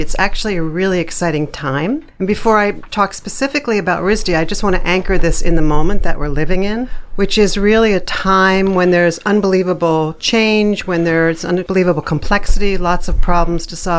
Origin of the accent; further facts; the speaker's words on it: Philadelphia, Pennsylvania, United States; Outside of Philadelphia, Pennsylvania.